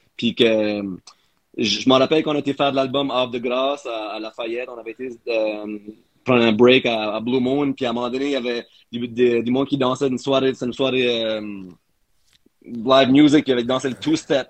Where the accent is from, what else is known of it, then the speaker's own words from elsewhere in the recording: Moncton, New Brunswick, Canada; moved away; ça fait 10 ans que je, suis pas à Moncton